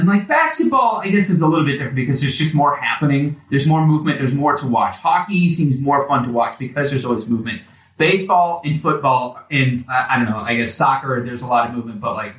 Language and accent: English; Indianapolis, Indiana, United States; I'm from Indianapolis, therefore I'm a Colts guy.